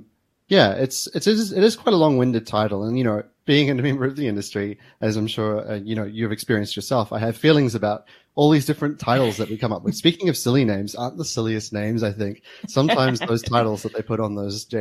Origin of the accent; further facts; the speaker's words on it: New Zealand; now in Melbourne, Australia; eventually I moved to Australia from New Zealand and started working as a security engineer here in Melbourne.